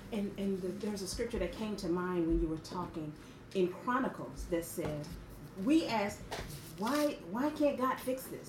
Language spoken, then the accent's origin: English; Memphis, Tennessee, United States; moved away; i went home to my hometown to memphis